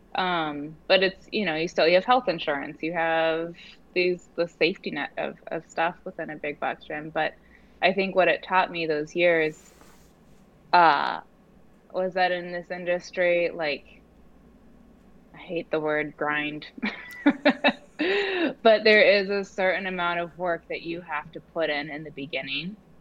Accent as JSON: {"language": "English", "region": "Oregon", "country": "United States", "tie": "born or raised there", "moved": "as an adult", "lives_now": "New York City, United States", "said": "I grew up in Oregon, um, and I moved to New York about 14, going on 14 years ago to, to school"}